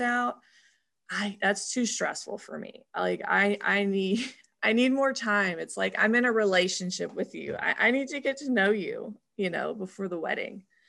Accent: Louisville, Kentucky, United States; also born or lived in Memphis, Tennessee; we actually moved to Louisville, Kentucky

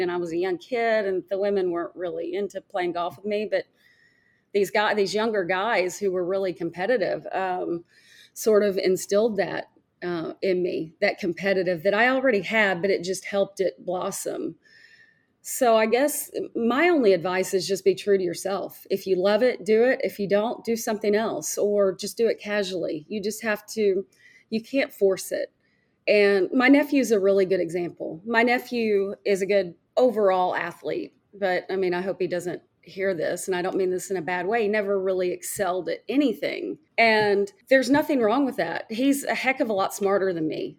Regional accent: Fayetteville, Arkansas, United States; I grew up in Fayetteville, Arkansas

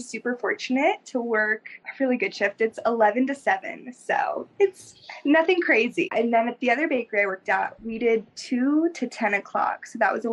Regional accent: Southern California, United States; moved away as an adult; also born or lived in Pagosa Springs, Colorado; now in Fort Collins, United States; Did primarily grow up in Southern California

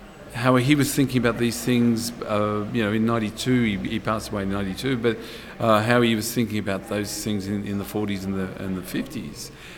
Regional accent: Vienna, Austria; born there; because I was born in Vienna, my father's born in Breslau, my father lived in Vienna

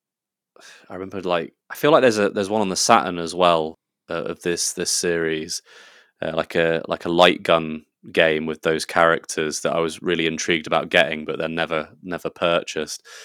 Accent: England, United Kingdom; I'm English

